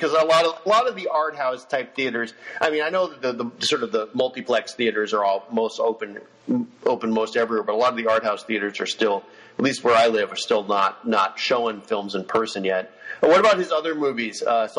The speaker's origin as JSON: {"language": "English", "country": "United States", "said": "I'm an American"}